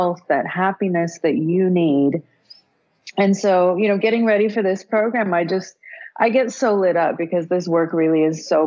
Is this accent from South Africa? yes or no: yes; South Africa; I was born in South Africa during apartheid